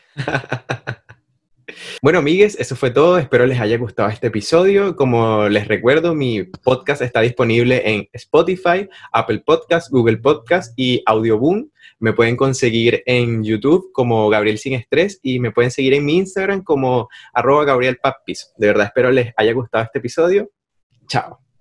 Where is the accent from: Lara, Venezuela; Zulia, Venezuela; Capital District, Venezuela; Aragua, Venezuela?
Aragua, Venezuela; Maracay; now in Chile; allá en Maracay, de donde yo soy